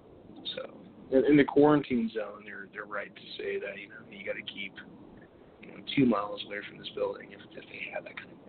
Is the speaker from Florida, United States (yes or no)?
no; Arizona, United States; I'm from Arizona. I've never been to West Virginia.